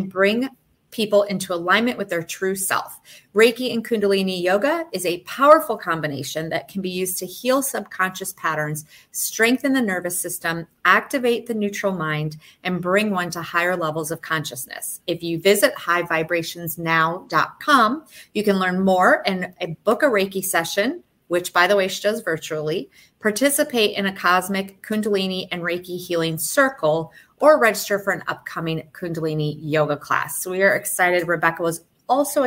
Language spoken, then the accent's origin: English; Michigan, United States; also born or lived in South Florida; now in Florida, United States; I grew up in Michigan, but I've been in Florida since 93, down in South Florida